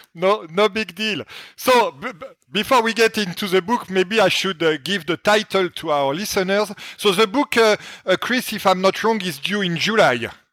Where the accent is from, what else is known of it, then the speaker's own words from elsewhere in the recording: France; accent: French; my French accent